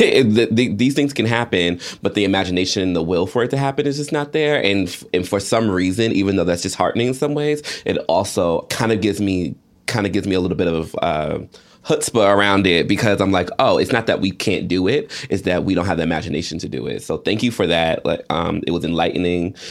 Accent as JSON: {"language": "English", "region": "Georgia", "country": "United States", "tie": "born or raised there", "said": "I grew up in Georgia"}